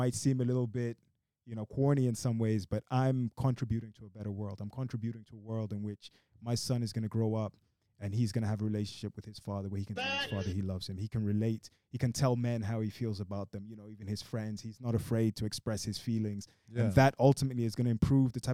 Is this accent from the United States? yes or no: no; Brazil; I was born in Brazil. My mother's Brazilian